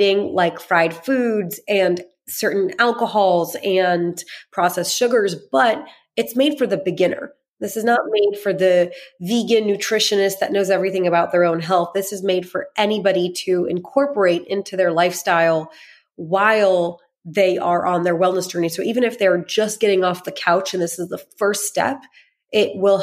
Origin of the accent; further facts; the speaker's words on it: United States; I grew up mainly in America